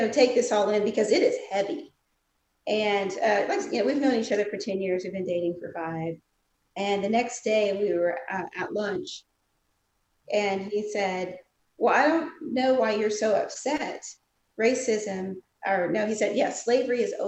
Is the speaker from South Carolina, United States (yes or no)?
yes; South Carolina, United States; I'm from South Carolina. We learn Black history there